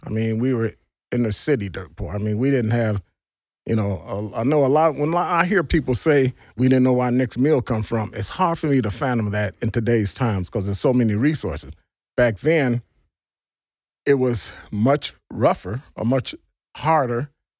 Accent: Gary, Indiana, United States; born there; also born or lived in Hammond / Chicago; Like you said, you know, I was born in Gary, Indiana, and we moved from Hammond, Gary to Chicago. Hammond, Gary, Chicago. We took that loop.

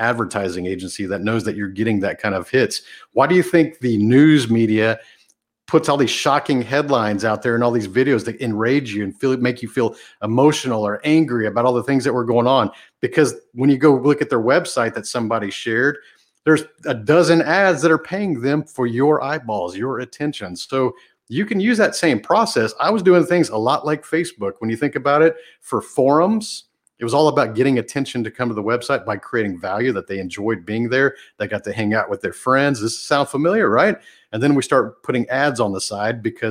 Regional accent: a small town outside of Houston, Texas, United States; the small town I grew up in outside of Houston

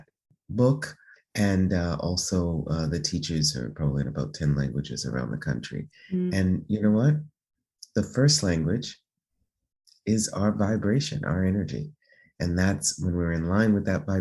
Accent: United States; moved away as an adult; now in Italy; being American, being Black

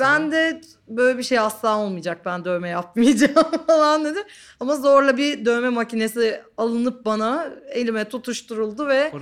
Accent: Didim, Aydın, Turkey; also born or lived in Ankara; now in Istanbul, Turkey; yeterince gelişmem için Didim'e gitmişiz. Didim'de büyüdüm bir noktada.

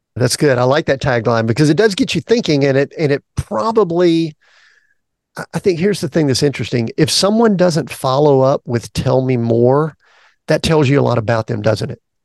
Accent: the South, United States; People know I'm from the South

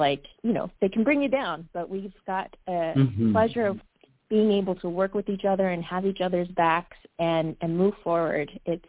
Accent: California, United States; And then just growing up in California

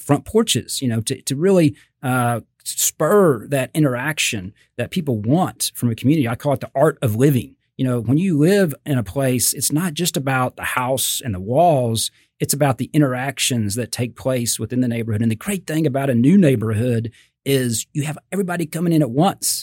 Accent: Fort Worth, Texas, United States; also born or lived in Austin; I grew up in Fort Worth. Uh, I lived in Austin for about eight years

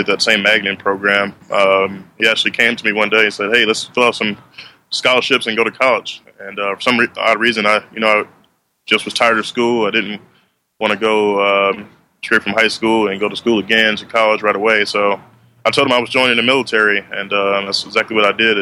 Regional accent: Shreveport, Louisiana, United States; moved away; I grew up in Shreveport, Louisiana

